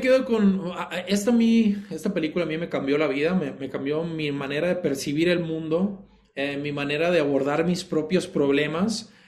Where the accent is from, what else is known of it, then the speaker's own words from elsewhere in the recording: Sinaloa, Mexico; siendo sinaloense